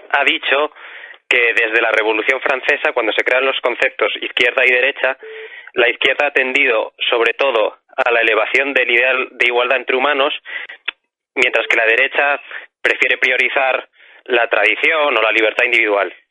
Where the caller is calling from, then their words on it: Madrid, Community of Madrid, Spain; de Madrid y bueno, mi pregunta versa sobre la igualdad.